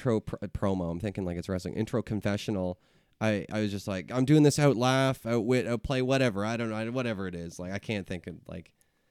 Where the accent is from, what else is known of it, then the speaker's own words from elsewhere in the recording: East Coast, United States; moved away as an adult; I'm from the East Coast. Just moved here a couple of years ago.